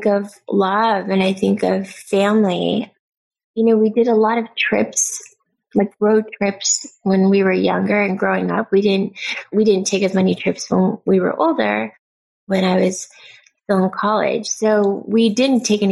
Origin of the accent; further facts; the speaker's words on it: Pasadena, California, United States; I was born and raised in LA, but Pasadena is a lot more suburbia